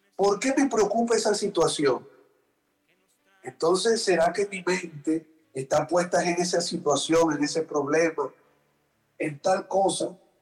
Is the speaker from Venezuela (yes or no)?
yes; Venezuela; yo soy venezolano, que los venezolanos comemos arepa y cachapa